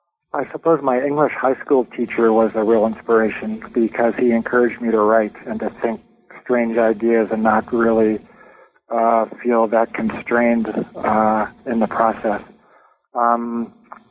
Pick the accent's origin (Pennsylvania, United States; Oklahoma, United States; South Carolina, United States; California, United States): California, United States; Well, I was born and raised in Southern California, went to public schools from K through 12